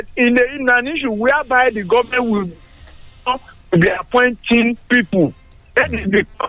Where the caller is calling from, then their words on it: Songo, Nigeria; Engineer Folabi, I'm calling from Songo.